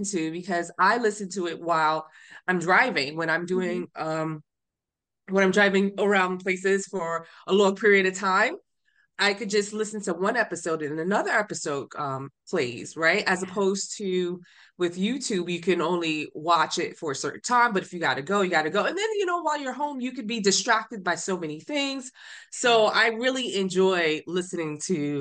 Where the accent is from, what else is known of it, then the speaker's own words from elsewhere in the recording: New York City, New York, United States; moved away as an adult; also born or lived in Honduras; now in Austin, United States; I'm from Brooklyn, New York